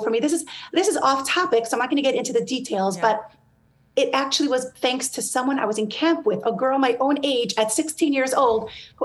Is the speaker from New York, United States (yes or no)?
yes; New York, United States; I grew up in New York